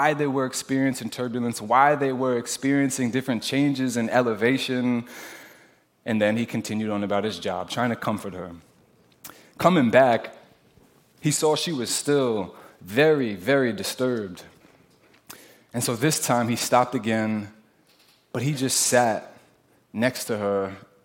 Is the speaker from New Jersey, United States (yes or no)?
yes; New Jersey, United States; I'm from Jersey.